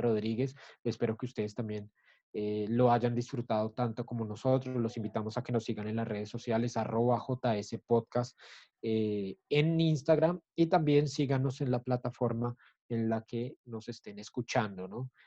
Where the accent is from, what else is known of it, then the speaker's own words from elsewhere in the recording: Colombia; Nosotros como colombianos